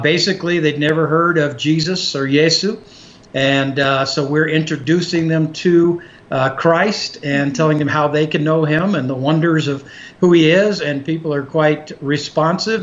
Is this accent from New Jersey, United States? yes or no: no; Texas, United States; we grew up in Texas